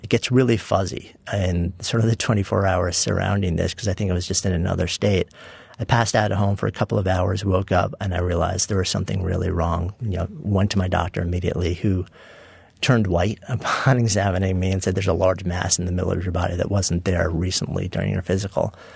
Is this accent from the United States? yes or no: yes; Port Washington, New York, United States; I grew up in a suburb of, uh, New York City, Port Washington, also known as East Egg from the Great